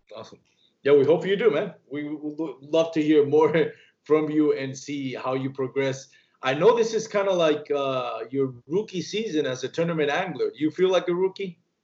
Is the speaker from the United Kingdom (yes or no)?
no; Puerto Rico; I grew up in Puerto Rico.